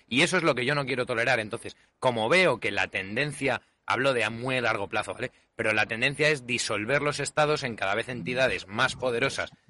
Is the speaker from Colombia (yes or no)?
no; Spain; yo siga siendo español